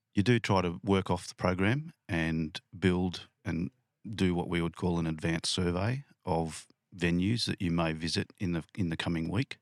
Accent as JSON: {"language": "English", "area": "lower Blue Mountains", "region": "New South Wales", "country": "Australia", "tie": "born or raised there", "also_born_or_lived": "Penrith, New South Wales / Canberra", "said": "I grew up in the lower Blue Mountains"}